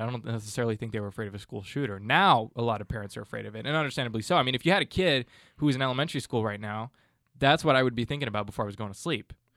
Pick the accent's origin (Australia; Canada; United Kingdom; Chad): Canada; growing up in Canada